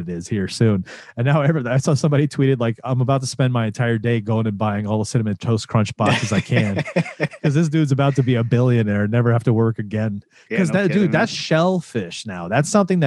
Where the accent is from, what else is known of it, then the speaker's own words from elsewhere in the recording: Florida, United States; you and I grew up in Florida